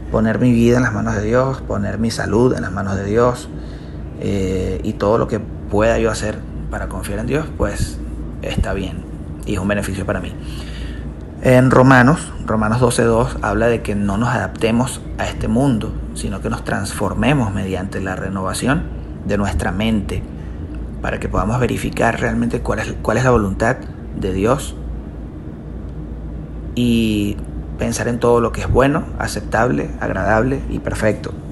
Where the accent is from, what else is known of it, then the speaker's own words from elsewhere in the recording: Venezuela; Necesito dejar de hacer tantas cosas que hacemos como venezolanos, como cultura venezolana, para que eso pueda cambiar.